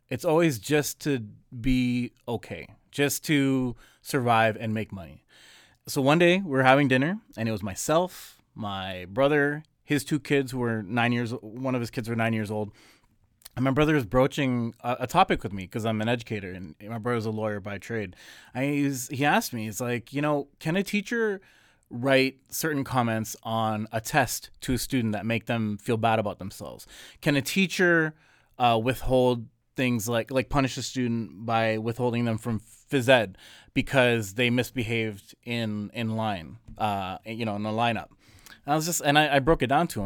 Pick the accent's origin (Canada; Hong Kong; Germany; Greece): Canada; we're born and raised here